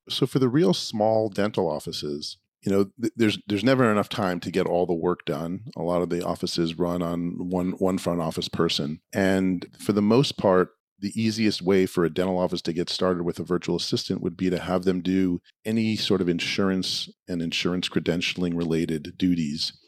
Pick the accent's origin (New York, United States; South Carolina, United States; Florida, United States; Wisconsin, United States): New York, United States; moved away as an adult; also born or lived in Boston; now in Los Angeles, United States; I grew up in New York